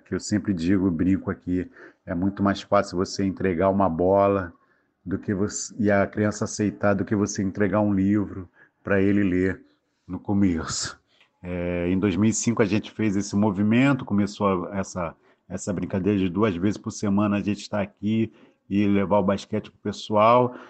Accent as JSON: {"language": "Portuguese", "region": "Rio de Janeiro", "country": "Brazil", "also_born_or_lived": "Cesarão, Rio de Janeiro", "said": "Sou de Santa Cruz, da Zona Oeste, mas nasci em Colho"}